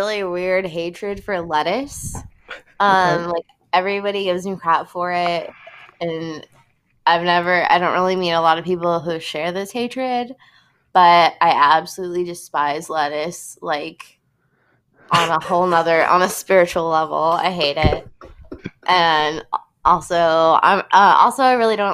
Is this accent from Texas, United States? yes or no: yes; San Antonio, Texas, United States; my hometown, San Antonio